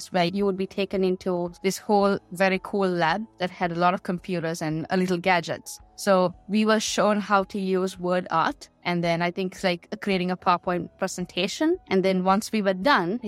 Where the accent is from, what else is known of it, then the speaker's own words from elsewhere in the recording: Colombo, Western Province, Sri Lanka; moved away as an adult; also born or lived in Australia; now in Finland; I grew up in Sri Lanka, moved to Australia to study